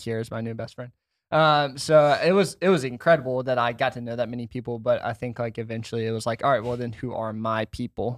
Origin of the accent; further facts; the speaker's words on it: Washington, United States; moved away as an adult; I grew up in Washington